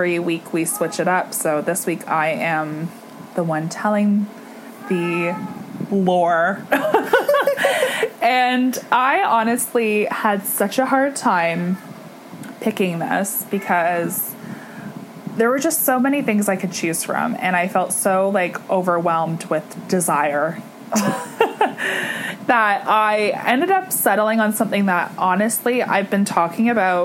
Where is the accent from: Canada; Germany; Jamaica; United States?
Canada; East Coast; we grew up on the East Coast, so, like, we never saw, like, mountains.